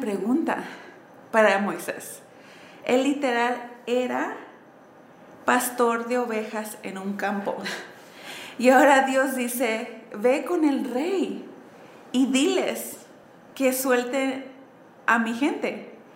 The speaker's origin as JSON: {"language": "Spanish", "region": "Southern California", "country": "United States", "tie": "born or raised there", "also_born_or_lived": "San Diego, California", "moved": "as an adult", "lives_now": "Mexico City, Mexico", "said": "yo crecí en sur de California, en una familia mexicana-americana, quiere decir con papás mexicanos, pero yo nací en Estados Unidos"}